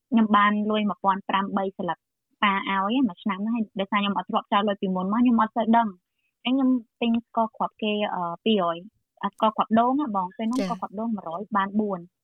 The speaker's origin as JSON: {"language": "Khmer", "region": "Kampong Cham", "country": "Cambodia", "tie": "born or raised there", "moved": "yes", "lives_now": "Melbourne, Australia", "said": "ពេលខ្ញុំនៅតូចហ្មង គឺខ្ញុំនៅខេត្តកំពង់ចាម"}